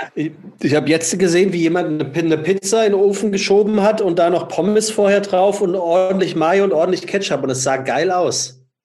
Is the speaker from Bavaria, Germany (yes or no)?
no; Frankfurt, Hesse, Germany; now in Hamburg, Germany; ich als Frankfurter